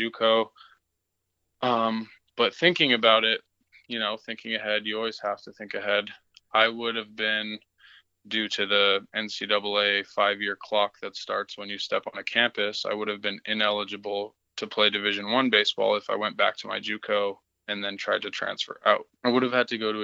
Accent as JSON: {"language": "English", "town": "Beaumont", "region": "Alberta", "country": "Canada", "tie": "born or raised there", "said": "I grew up playing in Beaumont."}